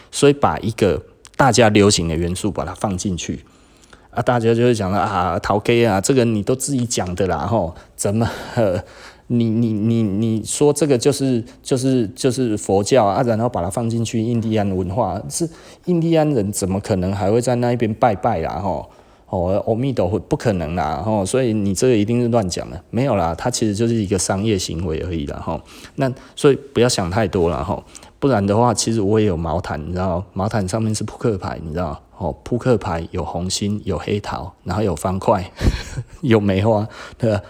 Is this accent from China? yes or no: no; Taiwan; 我们台湾人很难被当成白人自杀主义